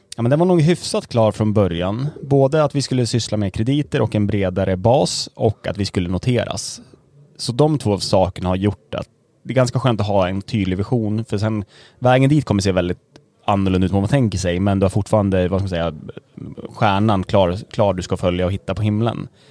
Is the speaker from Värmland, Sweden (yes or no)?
no; Gävle, Gävleborg County, Sweden; accent: Gävlemål; moved away as an adult; now in Stockholm, Sweden